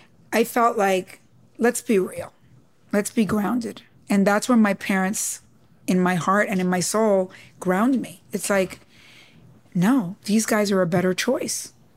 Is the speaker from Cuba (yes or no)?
yes; Cuba; accent: New York; I said, no, I'm Latina, you know, I'm Cuban.